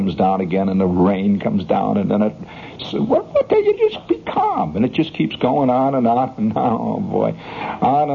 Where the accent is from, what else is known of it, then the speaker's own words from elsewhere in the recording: just outside of Chicago, Illinois, United States; moved away; I grew up just outside of Chicago, you know, and in Chicago, just outside, it's kind of a suburb.